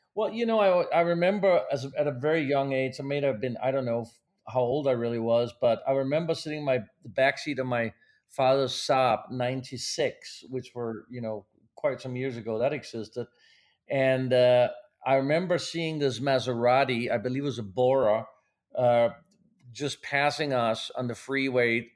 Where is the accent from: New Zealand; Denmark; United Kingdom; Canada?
Denmark; moved away as an adult; also born or lived in Pasadena, California; now in Los Angeles, United States; I was born in Denmark, even though I'm American now, but as I grew up in Denmark